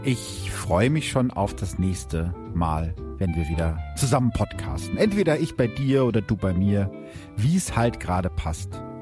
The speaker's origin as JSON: {"language": "German", "region": "Vienna", "country": "Austria", "said": "Als Wiener"}